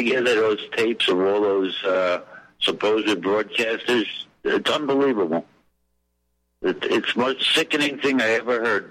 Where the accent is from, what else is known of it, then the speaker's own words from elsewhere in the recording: New York City, New York, United States; I was born in Brooklyn, New York